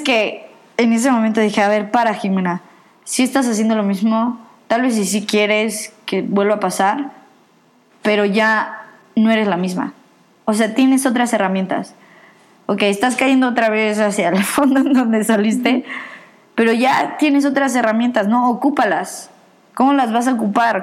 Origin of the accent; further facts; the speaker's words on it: Mexico; moved away; pues soy mexicana